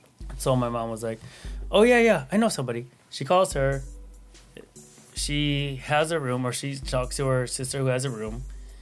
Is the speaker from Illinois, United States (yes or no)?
yes; Chicago, Illinois, United States; moved away as an adult; also born or lived in New York; now in San Francisco, United States; I'm from Chicago